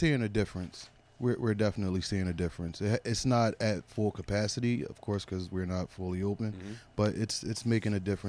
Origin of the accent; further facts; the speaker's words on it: Philadelphia, Pennsylvania, United States; No, I'm from Philadelphia.